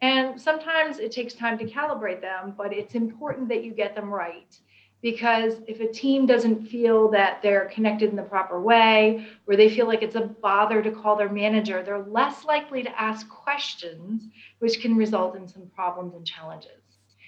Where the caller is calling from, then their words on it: London, United Kingdom; And you're right, you would never know that I'm dialing in from London.